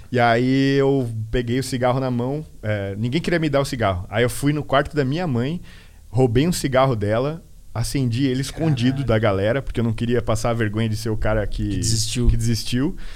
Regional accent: Peru; E meu apelido era Peru, porque eu sou peruano.

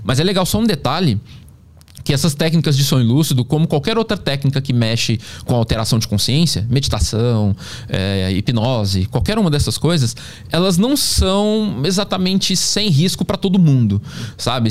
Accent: Pedro Leopoldo, Minas Gerais, Brazil; eu nasci em Pedro Leopoldo, que é a cidade natal do Chico Xavier

